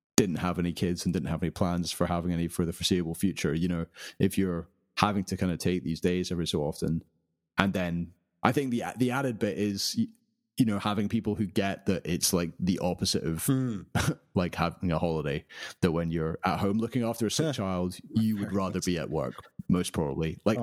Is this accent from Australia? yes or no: no; United Kingdom; being British